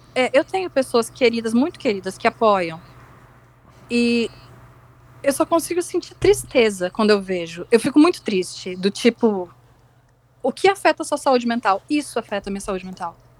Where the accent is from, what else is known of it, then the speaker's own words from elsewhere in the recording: Rio Grande do Sul, Brazil; moved away; Eu sou gaúcha, por sinal, mas não moro no Sul